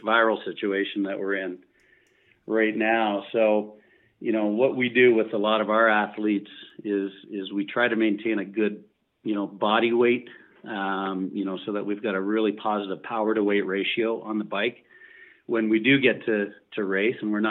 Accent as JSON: {"language": "English", "country": "Canada", "said": "We're from Canada."}